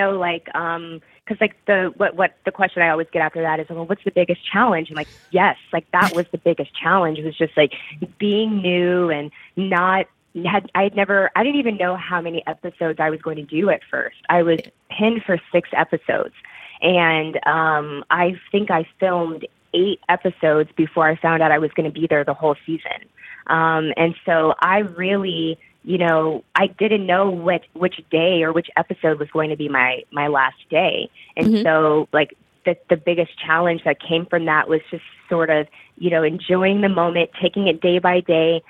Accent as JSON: {"language": "English", "town": "Fort Hood", "region": "Texas", "country": "United States", "tie": "born there", "said": "I was born in Fort Hood, Texas, and I was raised military. My mom was in the Army."}